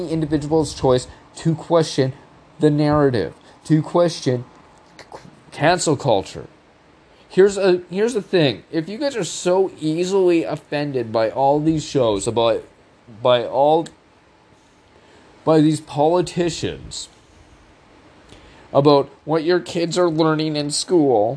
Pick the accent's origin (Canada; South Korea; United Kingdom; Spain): Canada; as a Canadian